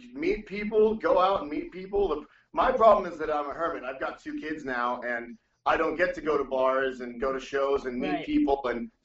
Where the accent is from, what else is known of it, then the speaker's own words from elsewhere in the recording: Laredo, Texas, United States; now in San Antonio, United States; I'm from Laredo, and which is even further south, and I moved up here to San Antonio.